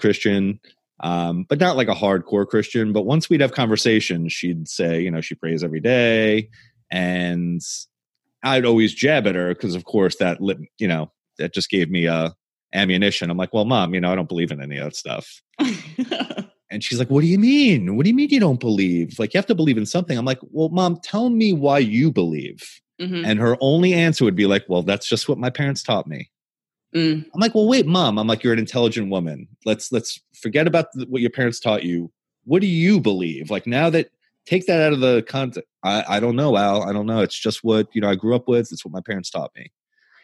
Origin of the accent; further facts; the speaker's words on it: the North, United States; now in Southern US (Bible Belt); we're both from the North